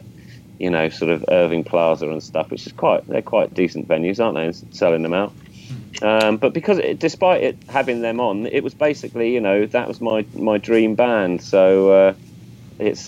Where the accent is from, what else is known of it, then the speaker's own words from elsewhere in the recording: England, United Kingdom; I'm English